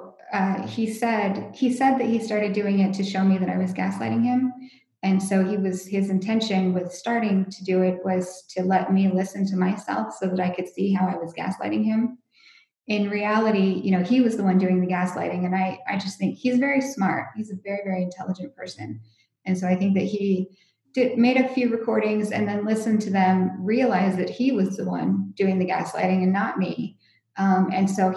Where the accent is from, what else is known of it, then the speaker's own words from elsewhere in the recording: United States; moved away; I'm from the States